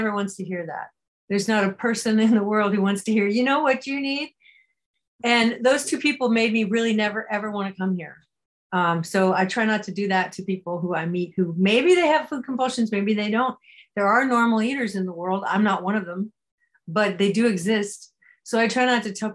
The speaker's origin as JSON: {"language": "English", "region": "California", "country": "United States", "tie": "born or raised there", "said": "I grew up in California"}